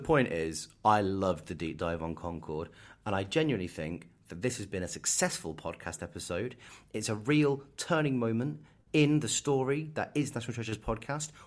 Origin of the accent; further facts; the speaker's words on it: Kettering, East Midlands, United Kingdom; moved away; I was born in Kettering